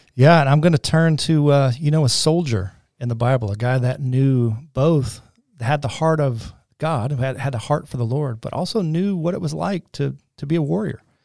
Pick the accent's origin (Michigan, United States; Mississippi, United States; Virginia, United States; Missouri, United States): Michigan, United States; moved away as an adult; also born or lived in North Carolina; we grew up in Michigan, and now we're living in North Carolina as nineteen year olds